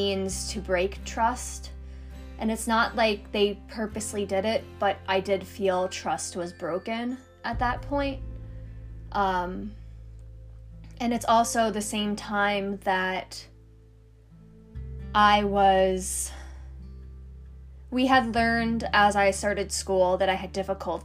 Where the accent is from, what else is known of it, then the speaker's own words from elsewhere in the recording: New York City, New York, United States; I grew up in Queens, New York, where there was lots of hustle and bustle